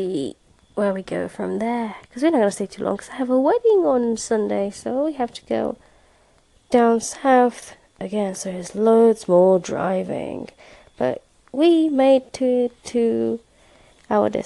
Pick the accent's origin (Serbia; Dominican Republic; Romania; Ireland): Romania; Roman; born or raised there; now in United Kingdom